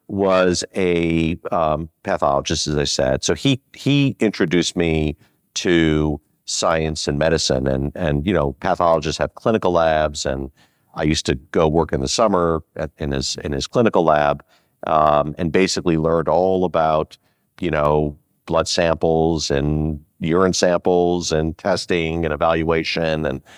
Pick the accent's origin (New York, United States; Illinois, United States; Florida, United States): Illinois, United States; Skokie; also born or lived in Chicago; So we grew up in Rogers Park, and then we moved to Skokie, Illinois, and most of my life was in Skokie.